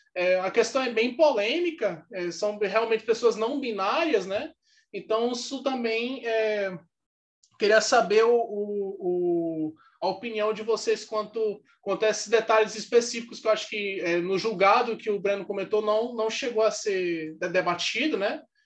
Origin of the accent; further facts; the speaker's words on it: Amazonas, Brazil; eu sou do Amazonas